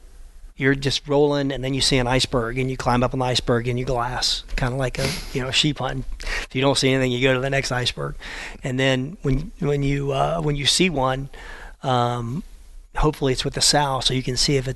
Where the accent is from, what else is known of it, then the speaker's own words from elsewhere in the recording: Florida, United States; I'm from Florida and I hate cold weather. My blood is so thin